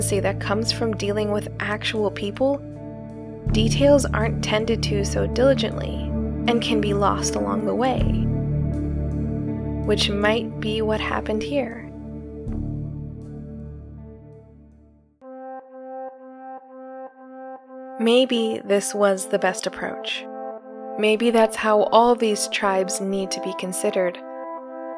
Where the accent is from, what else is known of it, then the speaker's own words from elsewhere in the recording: Philippines; as a Filipino